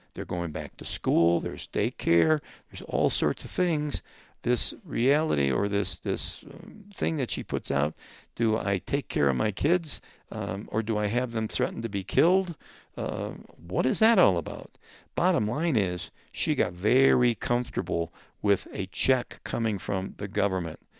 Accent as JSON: {"language": "English", "town": "Rochester", "region": "New York", "country": "United States", "said": "I come from Rochester, New York"}